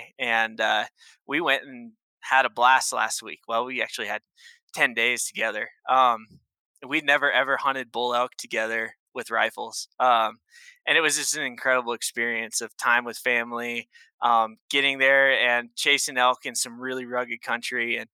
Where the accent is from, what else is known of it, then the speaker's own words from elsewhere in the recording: Northeast Oregon, United States; now in Wyoming, United States; I grew up in Northeast Oregon. We're talking the high desert side of the state